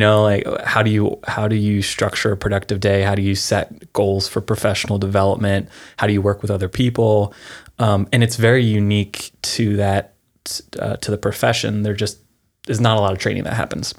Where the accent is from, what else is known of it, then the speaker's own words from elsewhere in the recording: Pennsylvania, United States; moved away as an adult; now in California, United States; I'm from Pennsylvania originally, moved out here in two thousand seven